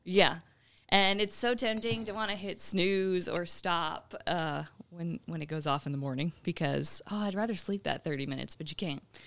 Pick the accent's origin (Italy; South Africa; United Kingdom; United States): United States; Midlothian, Texas; moved away as an adult; also born or lived in Arizona / Missouri / El Paso, Texas; now in Southeast Texas, United States; I'm originally from the Dallas area. I grew up in Midlothian, Texas.